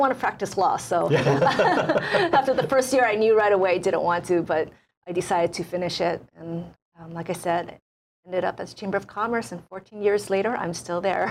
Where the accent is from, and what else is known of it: Hilo, Hawaii, United States; born or raised there; also born or lived in Tokyo, Japan